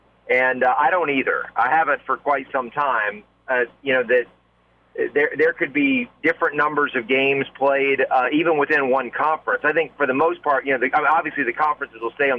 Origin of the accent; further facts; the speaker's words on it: Southington, Connecticut, United States; I'm from Southington, Connecticut.